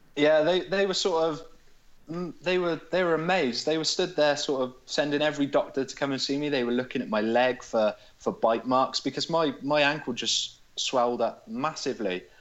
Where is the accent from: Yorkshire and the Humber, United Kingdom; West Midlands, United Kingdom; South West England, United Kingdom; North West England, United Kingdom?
West Midlands, United Kingdom; Hereford; I'm from Hereford